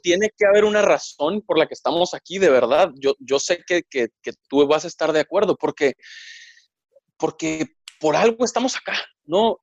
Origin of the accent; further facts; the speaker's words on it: Mexicali, Baja California, Mexico; moved away as an adult; also born or lived in Monterrey; estudiaba la prepa en Mexicali, en Baja California, eh, que es mi ciudad natal, es donde nací, donde viví hasta, hasta que acabé la prepa y me fui a estudiar la carrera a Monterrey.